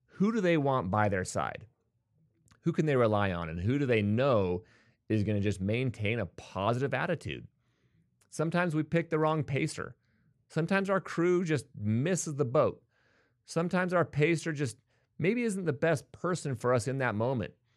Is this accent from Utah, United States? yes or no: yes; Bountiful, Utah, United States; I was born and raised in Utah